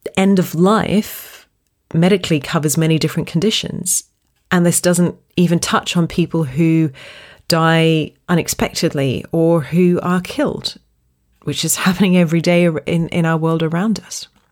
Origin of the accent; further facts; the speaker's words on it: Australia; I grew up in Australia